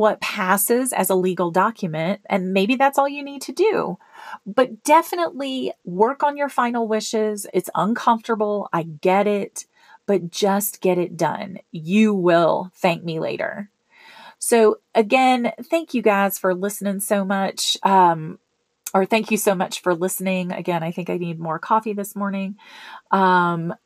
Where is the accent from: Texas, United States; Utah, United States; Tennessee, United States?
Tennessee, United States; Memphis; now in Colorado, United States; my hometown in Memphis